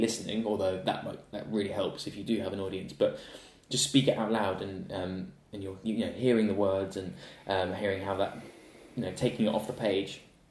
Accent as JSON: {"language": "English", "area": "Gloucestershire", "region": "South West England", "country": "United Kingdom", "tie": "born or raised there", "moved": "yes", "said": "I grew up in Gloucestershire"}